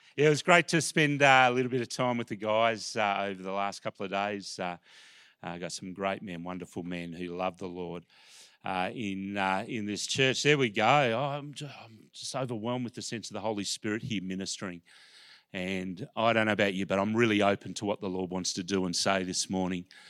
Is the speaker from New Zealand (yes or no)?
no; Melbourne, Victoria, Australia; I grew up in Melbourne. I'm a Melbourne person